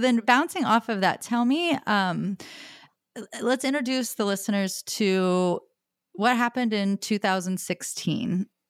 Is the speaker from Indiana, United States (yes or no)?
yes; Logansport, Indiana, United States; I mean, I'm from Logansport, Indiana.